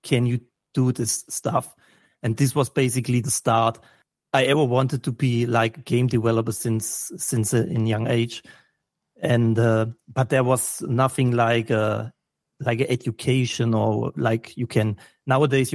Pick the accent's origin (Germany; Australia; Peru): Germany; I'm from Germany